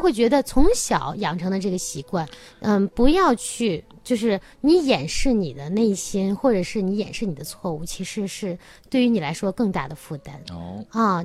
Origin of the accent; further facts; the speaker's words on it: China; 我们中国人比较勤奋、勤劳